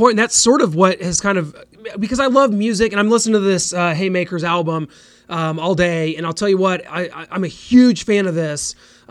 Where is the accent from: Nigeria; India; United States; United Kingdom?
United States; Clinton, Missouri; now in Kansas City, United States; And I'm from a small town. I live in Kansas City now, but I'm from a small town called Clinton here in Missouri.